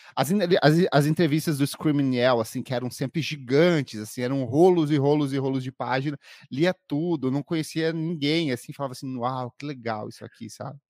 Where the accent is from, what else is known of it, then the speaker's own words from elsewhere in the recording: Paraná, Brazil; moved away as an adult; now in São Paulo, Brazil; eu sou paranaense, mas vivo aqui em São Paulo há nove anos.